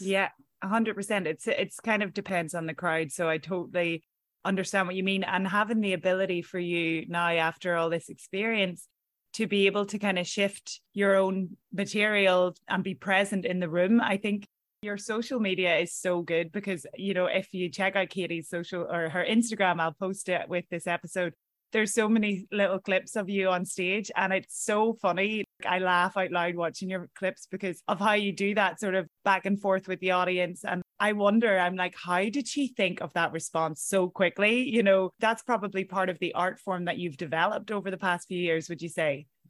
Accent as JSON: {"language": "English", "country": "Ireland", "moved": "as an adult", "lives_now": "New York, United States", "said": "as Irish people"}